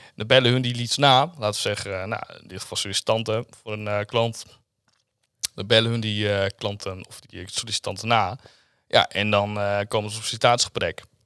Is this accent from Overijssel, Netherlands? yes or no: yes; Zwolle, Overijssel, Netherlands; Ik kom uit Zwolle. Ik woon ook weer net in Zwolle